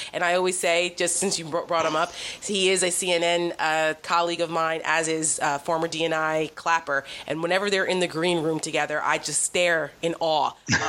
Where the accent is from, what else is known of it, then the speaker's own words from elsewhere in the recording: New Jersey, United States; I'm from Jersey. I grew up in the era of Donald Trump and tabloids and his excess in Atlantic City.